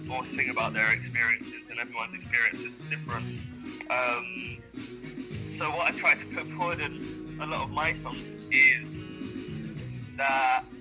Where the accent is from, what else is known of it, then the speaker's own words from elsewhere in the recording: London, United Kingdom; I am from London. I am from East London. I grew up around gang mentality.